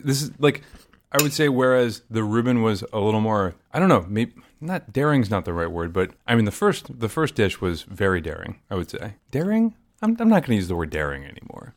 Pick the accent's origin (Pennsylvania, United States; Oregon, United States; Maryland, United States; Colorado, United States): Maryland, United States; I grew up in the South, and I grew up south of the Mason-Dixon line